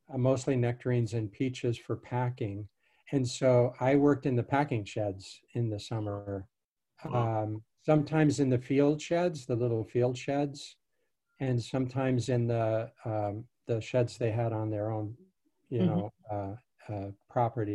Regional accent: Hillsboro, Kansas, United States; born or raised there; also born or lived in Chaco, Paraguay

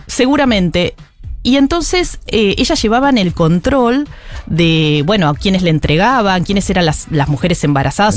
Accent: Lomas de Zamora, Buenos Aires Province, Argentina; nací y me crié en Lomas de Zamora

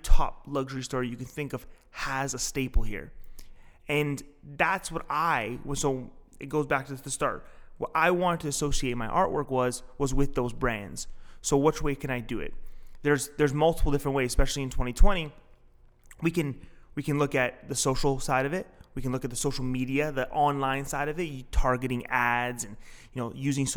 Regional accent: Toronto, Ontario, Canada; So I live about and grew up, my parents, their house is about 10 minutes from here

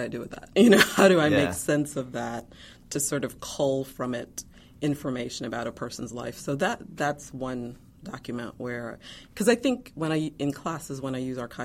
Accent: Guyana; now in Chapel Hill, United States; I was born in Guyana, South America

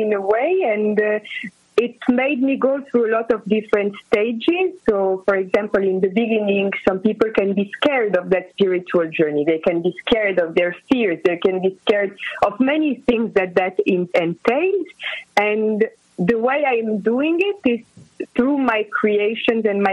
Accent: Casablanca, Casablanca-Settat, Morocco; now in Los Angeles, United States; I am based in Los Angeles. Initially, I am born and raised in Morocco, in Casablanca, and I am half French, half Greek.

